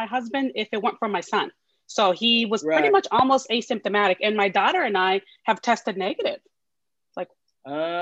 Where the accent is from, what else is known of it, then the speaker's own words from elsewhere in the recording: San Francisco Bay Area, California, United States; my family was in the city I'm currently living in. Yeah, California, Bay Area